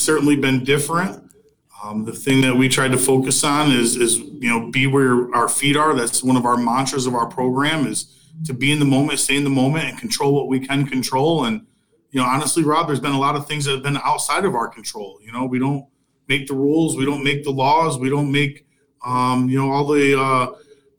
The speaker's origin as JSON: {"language": "English", "area": "Fulton-Montgomery area", "region": "New York", "country": "United States", "tie": "born or raised there", "said": "I was working at Fulton Montgomery Community College back in my hometown"}